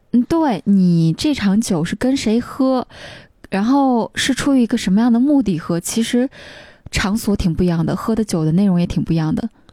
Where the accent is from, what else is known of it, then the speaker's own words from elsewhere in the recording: Xinxiang, Henan, China; moved away; 我是河南人嘛， 所以我去郑州出差离我们家新乡很近的